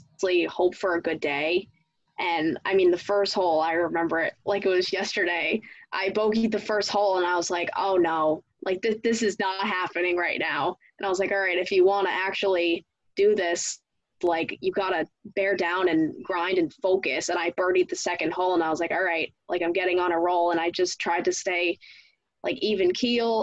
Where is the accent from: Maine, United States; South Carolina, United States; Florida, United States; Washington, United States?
Maine, United States; Old Orchard Beach; I'm from Old Orchard Beach